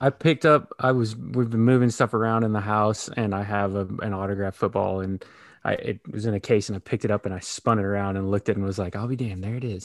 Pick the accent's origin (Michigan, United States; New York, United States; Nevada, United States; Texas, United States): Texas, United States; moved away; also born or lived in Kansas City; Midwestern guy, a little further south than you guys, a Kansas City kid, but born and raised in Texas